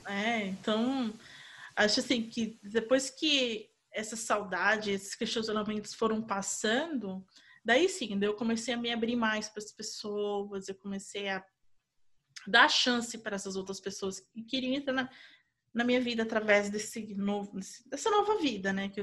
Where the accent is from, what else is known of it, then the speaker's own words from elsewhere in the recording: Brazil; moved away as an adult; now in United States; quando eu saí do Brasil